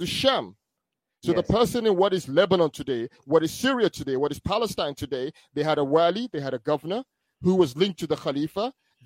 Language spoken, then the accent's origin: English; Nigeria; moved away; also born or lived in United Kingdom; I was born in the UK, but I grew up in Nigeria when I was young.